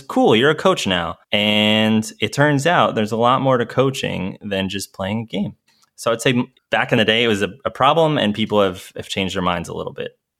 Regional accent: New York, United States; moved away as an adult; also born or lived in Denver; I was from New York

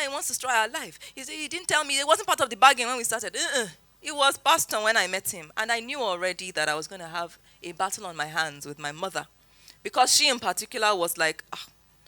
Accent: Zaria, Kaduna State, Nigeria; moved away as an adult; also born or lived in Lagos; I grew up in Zaria, came to Lagos for service year, NYSC

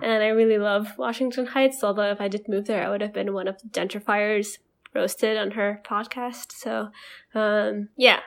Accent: Indonesia; moved away as an adult; growing up, and we were, come from a place where, um, our parents and our school geared us to go to school in Western countries.

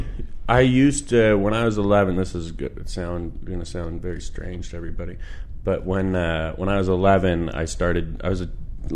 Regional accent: Ottawa, Ontario, Canada; now in British Columbia, Canada; No, I was born in Ottawa. Really? Yeah, I grew up in Ottawa.

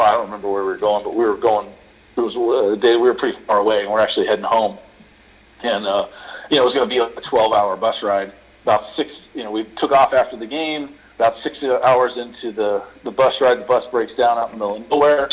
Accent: Bay Area, Northern California, United States; I grew up in Northern California uh, in the Bay Area.

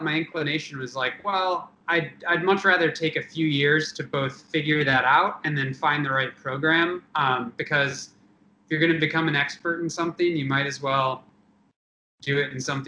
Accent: Traverse City, Michigan, United States; I'm from Northern Michigan, from Traverse City.

